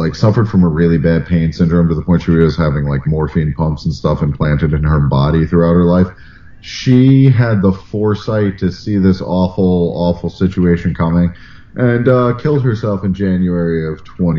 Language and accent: English; United States; I grew up right near New York